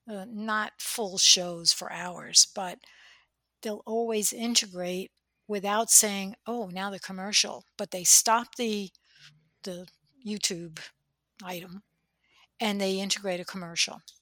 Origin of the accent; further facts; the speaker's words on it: New Jersey, United States; accent: Jersey; day we'll do a podcast in our Jersey accents, but I try not to use it.